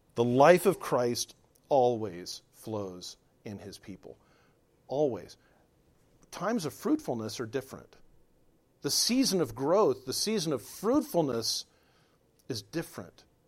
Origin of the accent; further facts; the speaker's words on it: Southern California, United States; I grew up in Southern California